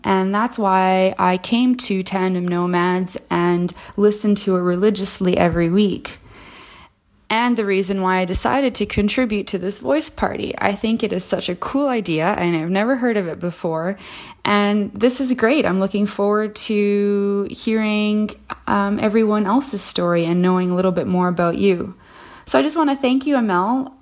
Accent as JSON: {"language": "English", "country": "Canada", "moved": "as an adult", "lives_now": "Paris, France", "said": "I am a Canadian expat currently living in Paris, France."}